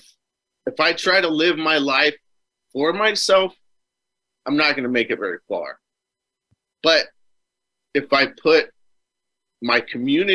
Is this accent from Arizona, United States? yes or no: yes; Superior, Arizona, United States; I moved back to my hometown, so I'm back here now. It's called Superior